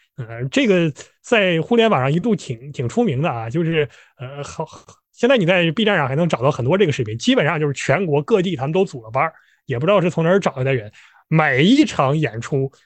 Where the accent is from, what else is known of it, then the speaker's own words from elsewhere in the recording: Harbin, Heilongjiang, China; 我老家在哈尔滨